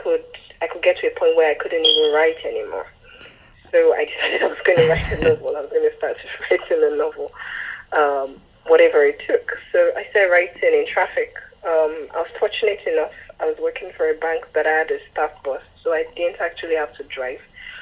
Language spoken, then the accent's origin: English; Lagos, Nigeria; born there; I was born in Lagos and then lived elsewhere.